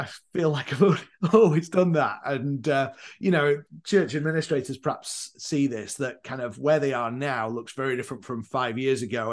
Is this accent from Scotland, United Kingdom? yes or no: no; Leeds, Yorkshire and the Humber, United Kingdom; moved away as an adult; also born or lived in Northern Ireland / Leyland, Lancashire / Durham; now in Chicago, United States; I'm from Yorkshire, a place called Leeds